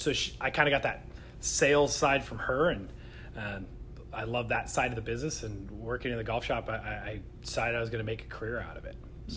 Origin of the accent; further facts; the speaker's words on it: Kirkland, Washington, United States; also born or lived in Seattle, United States / Phoenix, United States; I grew up in the Kirkland area. Been in most of Seattle for most of my life, with a little brief trip down to Phoenix